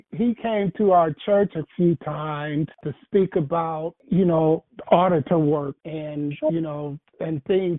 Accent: Akron, Ohio, United States; now in Franklin County, Ohio, United States; I grew up in Akron, so I always look for people from Northeastern Ohio.

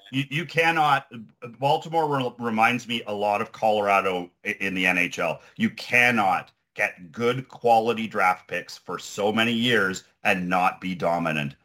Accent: Ontario, Canada; moved away; I'm from Ontario

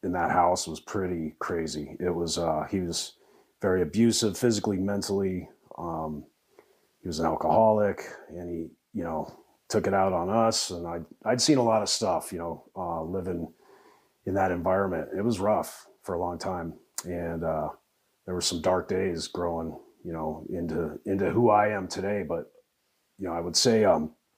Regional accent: Parker, Colorado, United States; also born or lived in Denver, Colorado; born and raised in Colorado. I was born in Denver way back when, back in the 1900s. And moved to Parker in 82

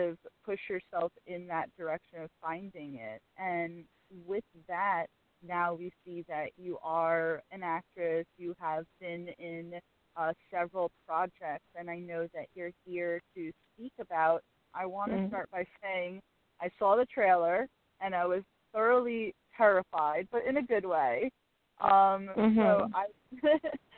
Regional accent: Westchester, New York, United States; Westchester, New York

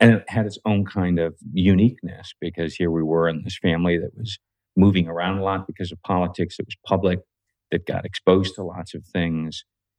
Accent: New Delhi, Delhi, India; born there; Well, I was born in India. So I was born in New Delhi, India. I'm the second oldest of six in my primary family.

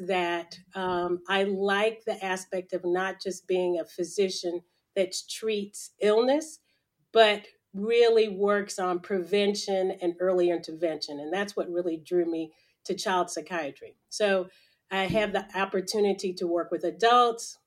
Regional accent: Nashville, Tennessee, United States; also born or lived in Los Angeles, California; I was born in Los Angeles, California, but grew up in Nashville, Tennessee, from early grade school on

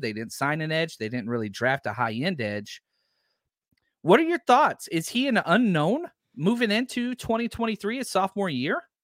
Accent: Texas, United States; also born or lived in Pasadena, California; now in El Cerrito, United States; I'm from Texas.

